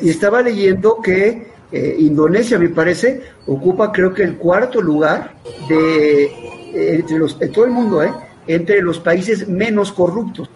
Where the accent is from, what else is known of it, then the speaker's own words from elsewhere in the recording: Mexico; de los mexicanos, en ese momento representado por mí